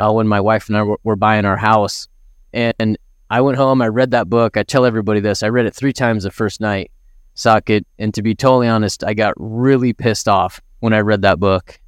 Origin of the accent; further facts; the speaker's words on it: Idaho, United States; I grew up in Idaho, right? A small town in Idaho, grew up out in the country